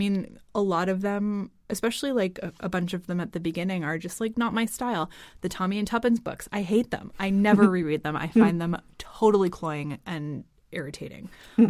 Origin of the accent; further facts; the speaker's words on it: United States; moved away as an adult; now in Copenhagen, Denmark; We are both American.